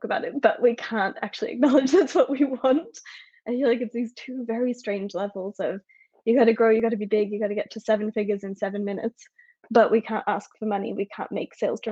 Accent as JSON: {"language": "English", "country": "Australia", "also_born_or_lived": "United States", "moved": "yes", "lives_now": "France", "said": "I'm in France, I'm an Australian, I didn't culturally grow up American, I spent a long time there"}